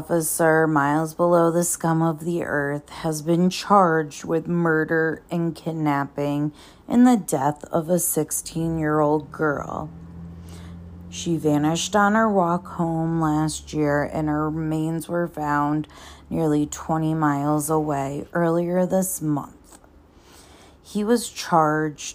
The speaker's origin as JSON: {"language": "English", "town": "Cheshire", "region": "Connecticut", "country": "United States", "tie": "born or raised there", "said": "I am from Cheshire, Connecticut, grew up right near the Pettits"}